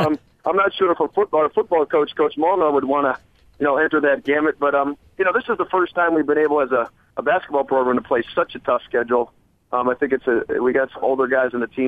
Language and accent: English; Springfield, Massachusetts, United States; that's my hometown, a place that I grew up not too far from UMass campus